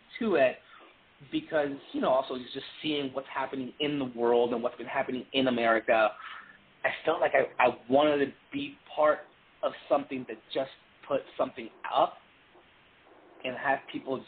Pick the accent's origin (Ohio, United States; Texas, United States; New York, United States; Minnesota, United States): Texas, United States; also born or lived in Puerto Rico; I grew up in the South, I grew up in Texas